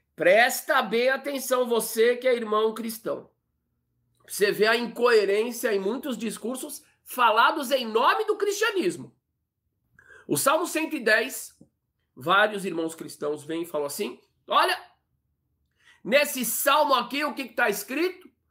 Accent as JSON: {"language": "Portuguese", "country": "Brazil", "tie": "born or raised there", "said": "Eu nasci no Brasil, aqui"}